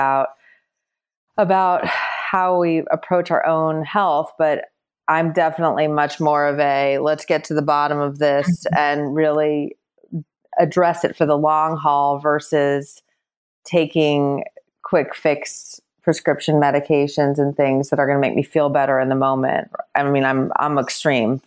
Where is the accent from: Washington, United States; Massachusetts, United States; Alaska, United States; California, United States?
California, United States; Los Angeles; moved away as an adult; also born or lived in New York; I moved back from New York to Los Angeles, which is where I'm from originally